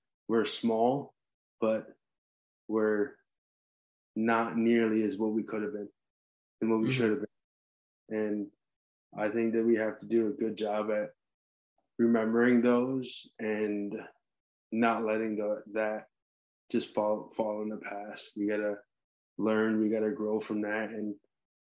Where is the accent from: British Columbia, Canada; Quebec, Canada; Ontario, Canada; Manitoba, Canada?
Ontario, Canada; Six Nations Reserve; I'm a Native American, I'm Mohawk, I'm from Six Nations Reserve in Ontario